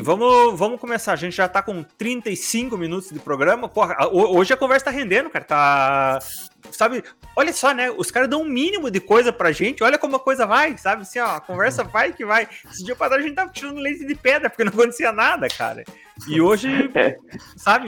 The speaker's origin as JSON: {"language": "Portuguese", "country": "Brazil", "said": "a gente é brasileiro"}